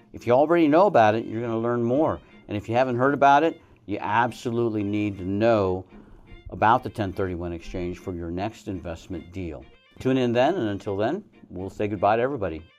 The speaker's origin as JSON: {"language": "English", "region": "Colorado", "country": "United States", "tie": "born or raised there", "also_born_or_lived": "Arizona", "moved": "as an adult", "lives_now": "Reno, United States", "said": "when I was a young man in Colorado, that's my home state"}